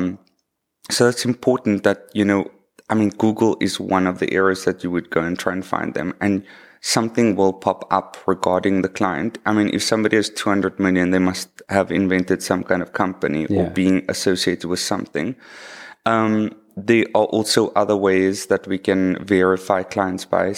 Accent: Cape Town, Western Cape, South Africa; also born or lived in Hermanus; I was actually born in the southern suburbs. I went to school there as well.

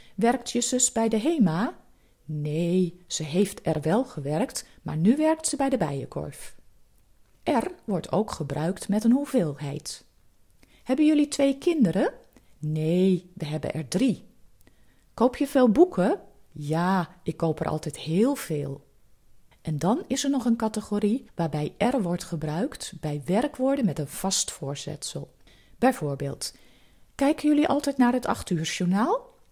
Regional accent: Netherlands; Als Nederlanders

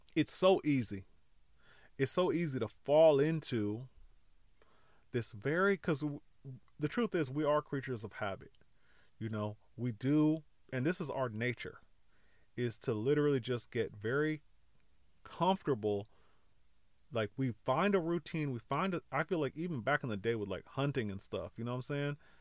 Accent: California, United States; I grew up in California

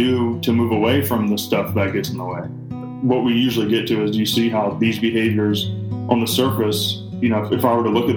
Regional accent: Greenville, South Carolina, United States; I grew up in Greenville, South Carolina

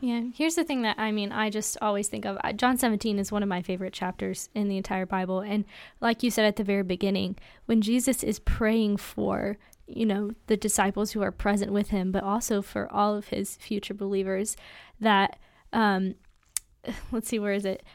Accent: United States; American Christians

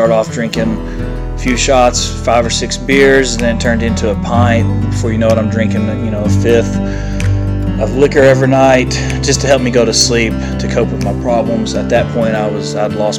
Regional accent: Ashland, Kentucky, United States; I'm from Ashland, Kentucky

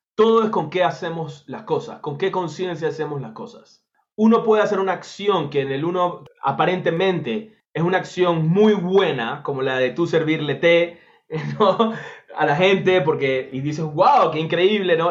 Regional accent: Panama; en Panamá, en mi país

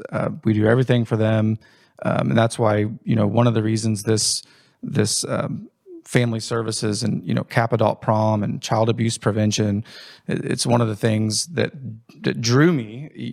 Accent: Indiana, United States; Growing up in Jennings County, had a normal childhood, sports, activities, school, played sports throughout school, have a sister.

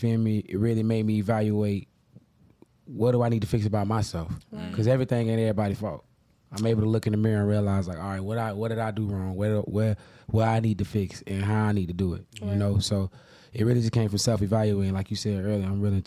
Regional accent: Jacksonville, Florida, United States; That's how my upbringing was, especially in Jacksonville.

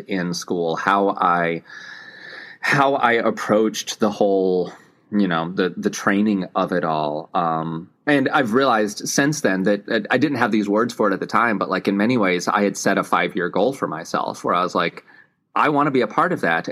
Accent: Tennessee, United States; I grew up in Tennessee.

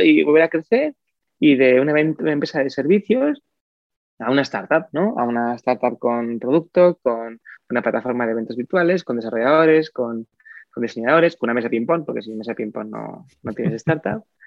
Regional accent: Oviedo, Asturias, Spain; Yo de Oviedo

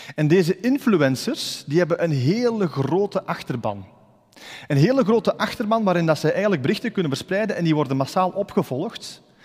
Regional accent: Ghent area, Flanders, Belgium; ik ben uit het Gentse afkomstig.

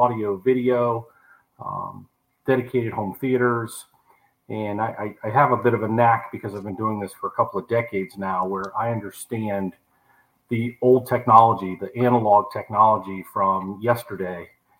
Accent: Naples, Florida, United States; also born or lived in Copeland, Florida / Everglades City, Florida; I grew up here in Naples

